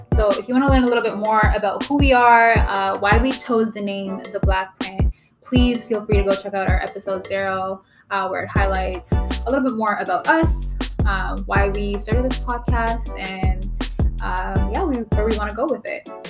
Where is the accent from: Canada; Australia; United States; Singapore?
Canada; Kitchener, Ontario; also born or lived in Toronto; I grew up in Kitchener. I didn't like I was born in Toronto, but mm-hmm. I was raised in Kitchener, Waterloo, Ontario